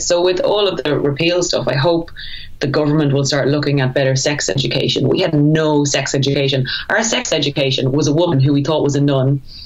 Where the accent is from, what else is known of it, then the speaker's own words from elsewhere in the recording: Ireland; moved away as an adult; also born or lived in England; I'm extremely proud to be Irish. I love our little country